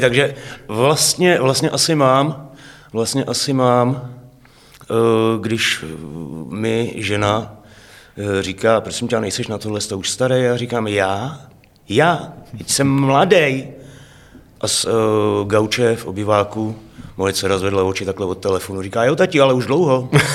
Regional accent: Heřmanův Městec, Pardubice Region, Czechia; now in Hradec Králové, Czech Republic; v rodné město je Hermanův Městec

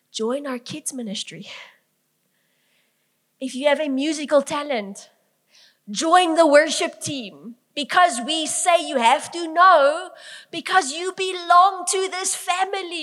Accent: Bloemfontein, Free State, South Africa; I grew up in Langenhoven Park.

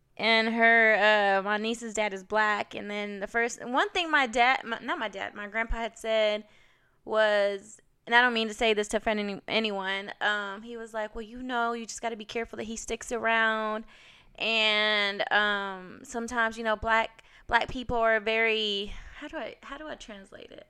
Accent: Carrollton, Georgia, United States; I'm from Carrollton, Georgia, out west. Growing up, I think our school was minority

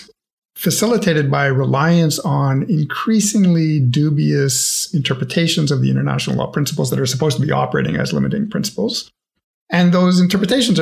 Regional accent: Canada; I'm Canadian

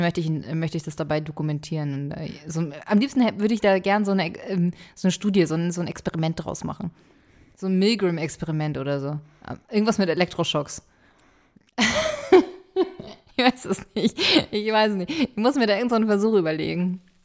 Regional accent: Hamburg, Germany; Ich bin in Hamburg zur Schule gegangen

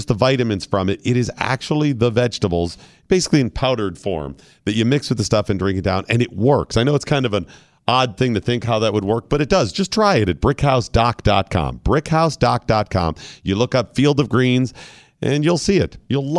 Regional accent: Ohio, United States; born there; because I was born in Ohio.

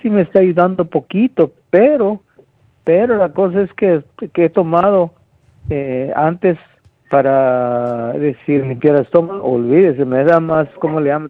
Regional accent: Guatemala; moved away; Yo, yo nací en Guatemala, donde, en el campo, que no existía nada

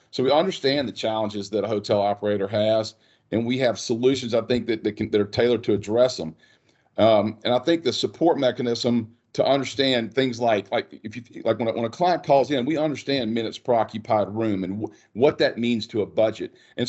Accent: North Louisiana, United States; Born and raised in North Louisiana. Went to college at LSU.

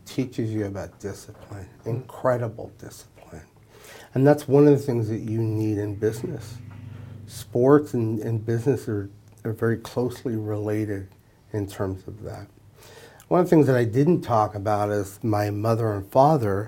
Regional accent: Bakersfield, California, United States; I grew up in here in Bakersfield

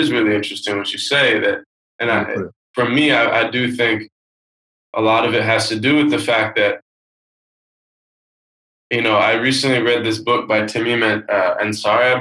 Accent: Seattle, Washington, United States; I grew up in Seattle, very kind of liberal West Coast city

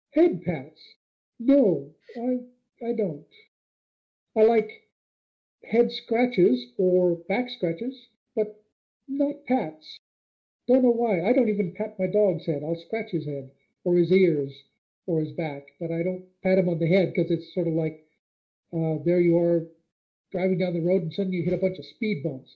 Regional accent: United States; I grew up on the Mexican border

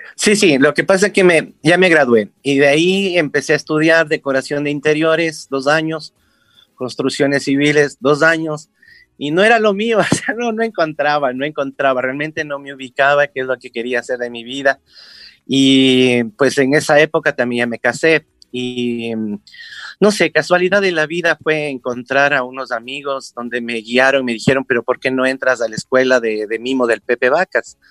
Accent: Quito, Pichincha, Ecuador; nací en Quito, hace en el 1964

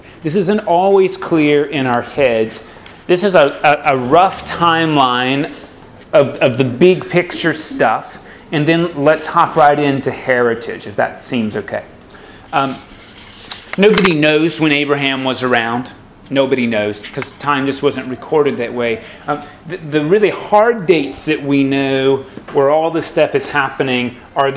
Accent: Kentucky, United States; I was born in Kentucky

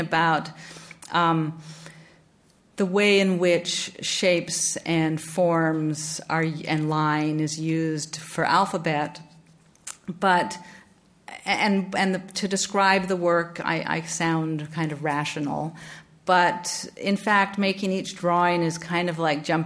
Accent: Vancouver, British Columbia, Canada; also born or lived in New Haven; now in Chicago, United States; growing up in Vancouver in Canada

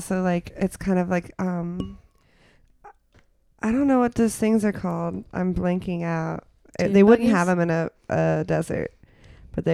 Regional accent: Florida, United States; moved away; I'm from Florida.

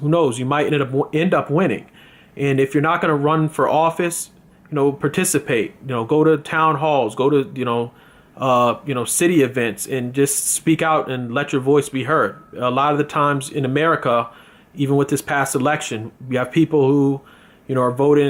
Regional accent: United States; As an American

